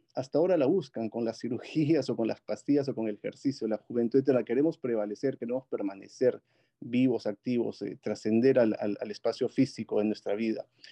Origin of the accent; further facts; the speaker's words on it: Huancayo, Junín, Peru; moved away as an adult; also born or lived in Lima, Peru; Yo soy de Perú, nací en la ciudad de Huancayo con un clima muy similar al, al Silicon Valley, el Valle del Mantaro, ahí en Perú. Eh, estudié ahí la primaria y la secundaria y luego pasé a Lima